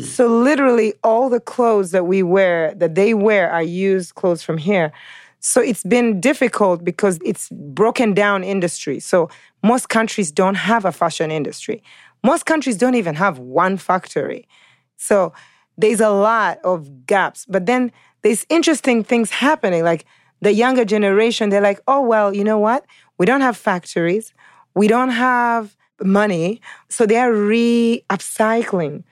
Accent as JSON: {"language": "English", "country": "Uganda", "also_born_or_lived": "California, United States", "moved": "yes", "lives_now": "New York, United States", "said": "New Yorker, living in New York, by way of California, of African descent, originally Ugandan"}